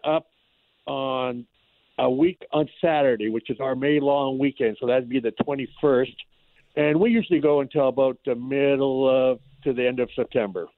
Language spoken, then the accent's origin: English; about 200 miles north of Emo, northwestern Ontario, Canada; now in Emo, Canada; we actually uh, were up uh, probably about 200 miles north of where we got our water lodge